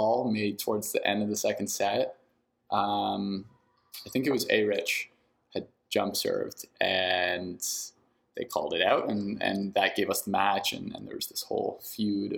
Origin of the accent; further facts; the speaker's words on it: Ottawa, Ontario, Canada; moved away; also born or lived in British Columbia; I grew up in Ottawa